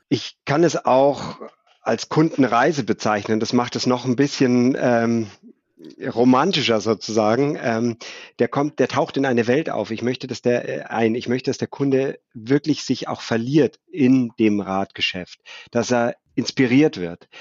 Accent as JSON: {"language": "German", "town": "Munich", "region": "Bavaria", "country": "Germany", "tie": "born or raised there", "said": "1972 geboren in München, lebe im malerischen Oberbayern"}